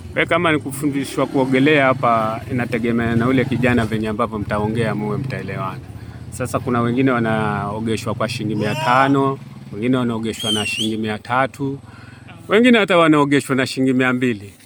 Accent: Kenya; Sisi ni Wakenya

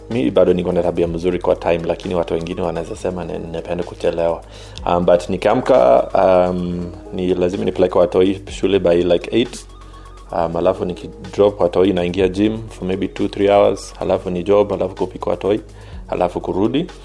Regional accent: Kenya; but i think ah, mi ni mkenya damu hata kama kwa rangi haiko lakini kwa damu mi ni mkenya

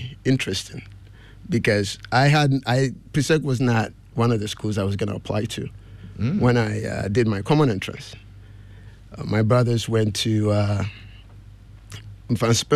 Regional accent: Kumasi, Ashanti, Ghana; moved away as an adult; also born or lived in Accra, Ghana / United States (DMV area); I was born and raised in Kumasi, but I also did some primary education in Accra. I did class 4, 5, and 6 at Garrison Primary.

